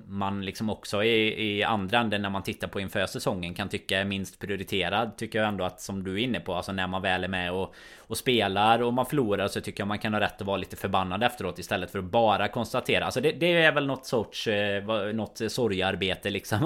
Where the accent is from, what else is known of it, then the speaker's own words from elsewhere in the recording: Sweden; oss som är svenskar